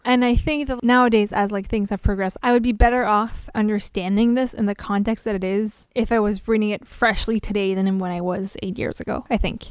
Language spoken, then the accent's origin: English; French Canada, Canada